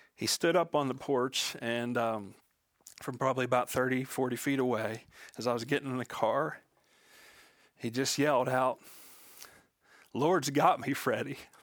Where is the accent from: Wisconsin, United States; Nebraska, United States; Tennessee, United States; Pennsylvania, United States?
Pennsylvania, United States; Western; I was born and raised in Western Pennsylvania